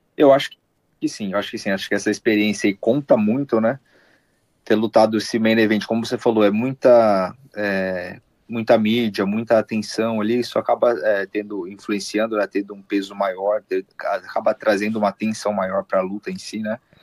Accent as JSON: {"language": "Portuguese", "country": "Brazil", "moved": "yes", "lives_now": "United States", "said": "Como eu sou brasileiro"}